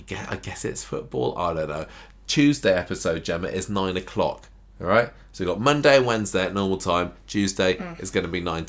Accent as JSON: {"language": "English", "country": "Canada", "said": "I'm from Canada, but I watch live always in the UK when it's on because I've got access to it. And I'm ahead in Canada"}